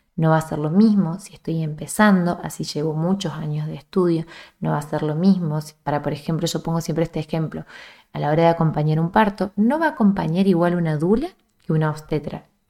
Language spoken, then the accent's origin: Spanish; small town in central Córdoba province, Argentina; desde mi pueblo de origen, que es un pueblo muy chiquito en el centro de Argentina, en el centro de la provincia que está el centro, que es Córdoba